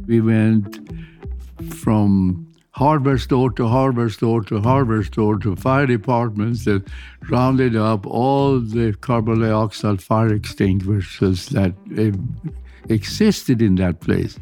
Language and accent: English; Sweden; English is a second language; moved away as an adult; now in United States; I came over from Sweden as a graduate student